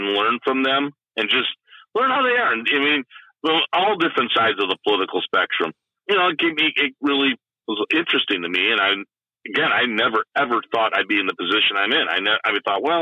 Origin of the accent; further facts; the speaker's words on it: Naperville, Illinois, United States; moved away as an adult; now in Kankakee County, United States; I grew up in Naperville